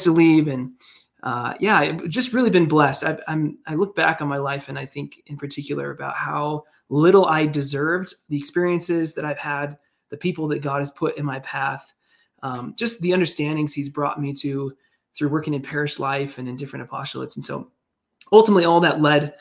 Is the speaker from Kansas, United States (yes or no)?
yes; Kansas City, Kansas, United States; moved away as an adult; now in Denver, United States; I grew up in Kansas